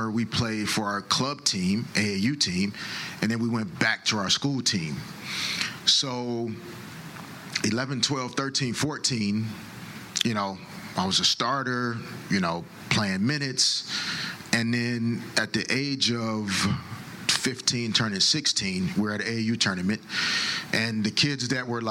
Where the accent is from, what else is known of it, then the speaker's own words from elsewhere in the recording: Little Rock, Arkansas, United States; growing up in Little Rock